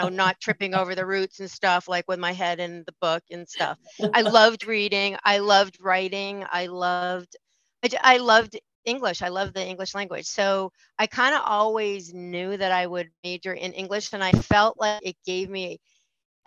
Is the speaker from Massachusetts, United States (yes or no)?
yes; Marblehead, Massachusetts, United States; also born or lived in Bermuda